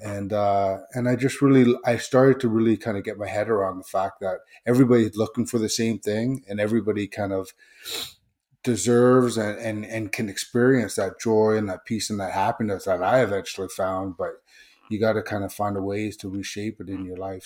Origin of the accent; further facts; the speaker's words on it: Vancouver, British Columbia, Canada; also born or lived in Seattle; originally from Seattle, but I grew up in Greater Vancouver